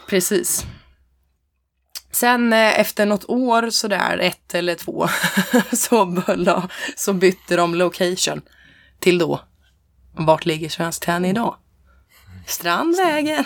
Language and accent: Swedish; Hälsingland, Gävleborg County, Sweden; jag är från Hälsingland